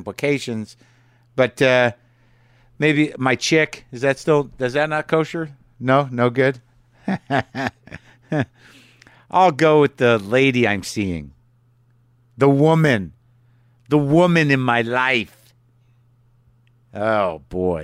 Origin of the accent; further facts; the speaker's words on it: Albuquerque, New Mexico, United States; moved away; Albuquerque Journal Theater there in my hometown